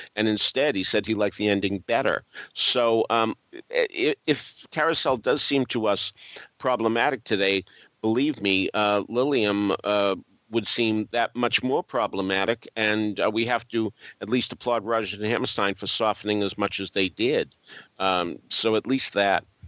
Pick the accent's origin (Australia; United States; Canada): United States; Boston, Massachusetts; my growing up in Boston